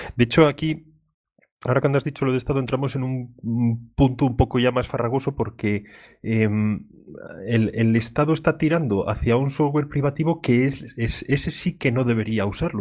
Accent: León, Castile and León, Spain; soy de León

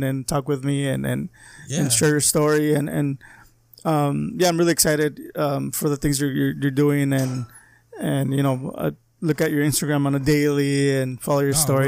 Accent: Calexico, California, United States; I live in Calexico, and I grew up in Calexico

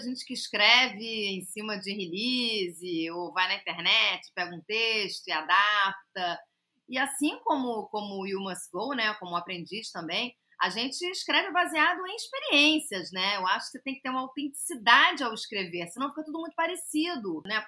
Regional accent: Rio de Janeiro, Brazil; que eu sou carioca

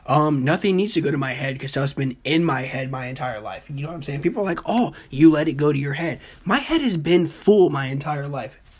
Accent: Dayton, Ohio, United States; now in Illinois, United States; I'm from Dayton, Ohio.

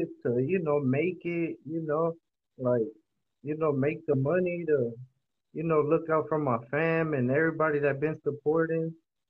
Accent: San Francisco, California, United States; also born or lived in Sacramento; I'm from San Francisco, but then my dad, he's from Honduras, and then my mom's American. So I'm mixed, pretty much.

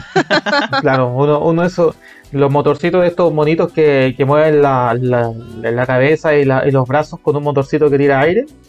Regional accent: Calama, Antofagasta, Chile; yo de donde soy en Calama

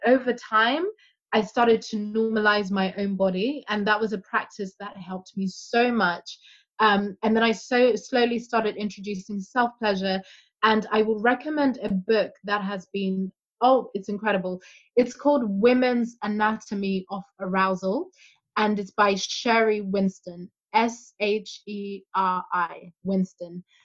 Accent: Zimbabwe; I'm African, I'm from Zimbabwe

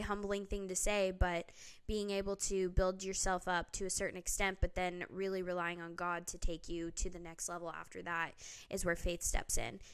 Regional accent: Phoenix, Arizona, United States; moved away as an adult; now in Tennessee, United States; growing up in the West, Southwest, I mean, you walk outside, especially in Arizona, in Phoenix

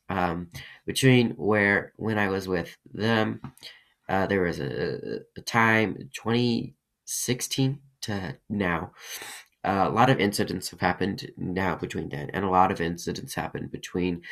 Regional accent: Colorado, United States; also born or lived in Russia; I live in Colorado. I was adopted from Russia at 2 years old

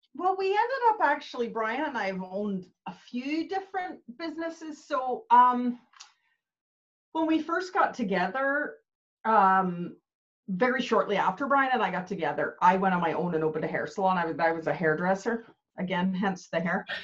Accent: Canada; moved away as an adult; also born or lived in Belfast, Northern Ireland; now in Northern Ireland, United Kingdom; I was actually born in Belfast. My parents emigrated to Canada when I was really young

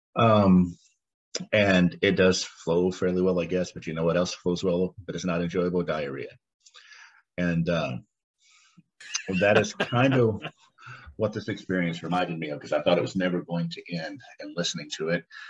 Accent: United States; I'm an American

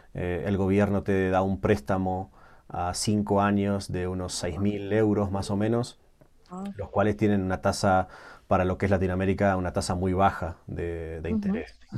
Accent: Uruguay; moved away; nací en Uruguay

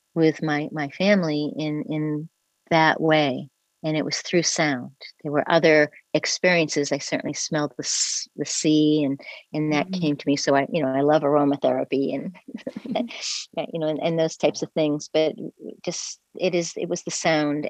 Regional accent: New England, United States; I'm from the New England area in the United States and on the coast, and we camped on the beach every summer

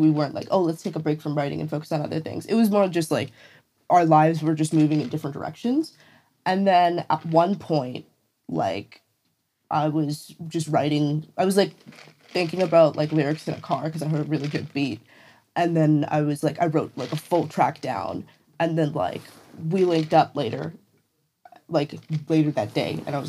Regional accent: India; Because we're from India, we have different stories that are similar and that overlap in a lot of ways.

